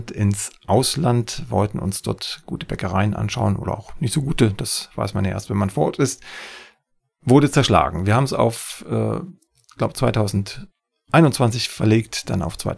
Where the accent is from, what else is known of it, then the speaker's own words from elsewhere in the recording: East Germany, Germany; als bei mir in meiner Heimat im, in Ostdeutschland.